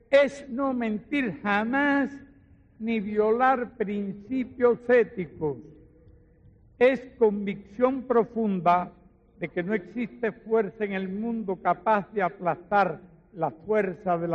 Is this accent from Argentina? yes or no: no; Cuba; Como todo cubano lo sentimos mucho y en mi opinión propia lo sentí doblemente.